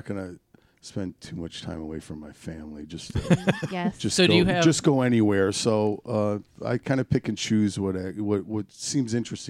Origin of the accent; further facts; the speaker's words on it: Oak Park, Michigan, United States; In Oak Park, I grew up in Oak Park, born and raised. I grew up between 8 and 9 miles off of Coolidge.